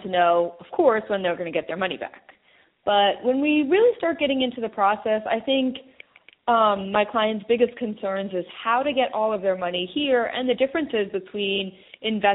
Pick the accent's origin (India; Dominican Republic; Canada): India; I'm Indian